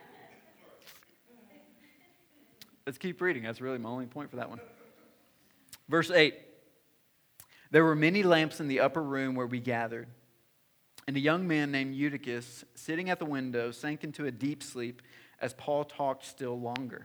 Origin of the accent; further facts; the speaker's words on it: the South, United States; moved away; I'm from the South